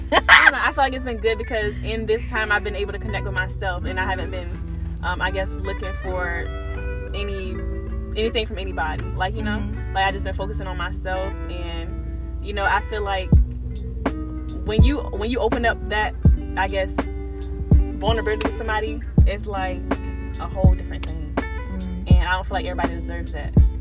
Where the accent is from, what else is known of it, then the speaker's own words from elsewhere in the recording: Suffolk, Virginia, United States; I was born and raised in Suffolk, Virginia.